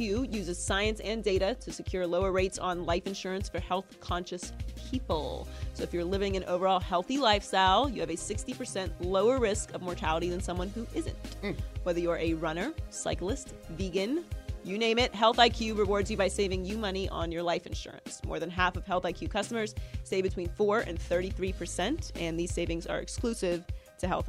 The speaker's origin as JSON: {"language": "English", "town": "Pittsburgh", "region": "Pennsylvania", "country": "United States", "said": "I'm from Pittsburgh"}